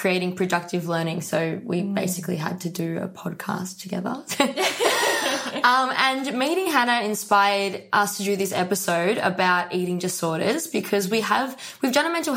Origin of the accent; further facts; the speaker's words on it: Melbourne, Victoria, Australia; I'm from Melbourne, but I'm traveling Australia at the moment